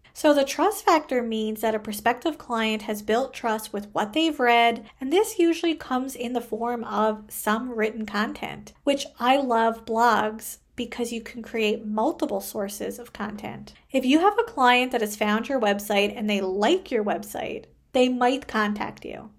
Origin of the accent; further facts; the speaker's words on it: Canada; I am a Canadian social worker